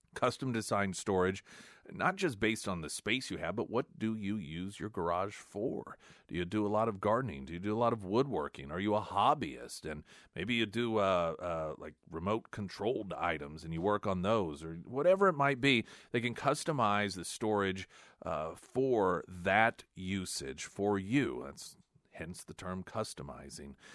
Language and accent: English; United States; as an American